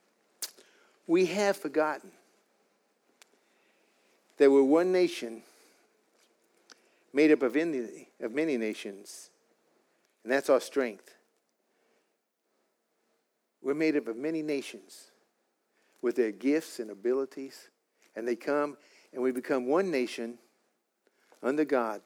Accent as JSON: {"language": "English", "country": "United States", "said": "I'm an American with an Irish Indian heritage"}